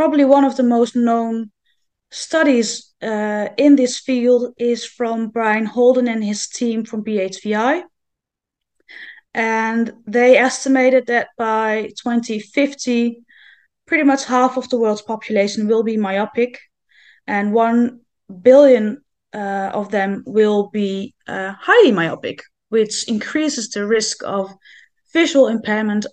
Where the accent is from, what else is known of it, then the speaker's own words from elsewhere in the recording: Netherlands; I'm from the Netherlands.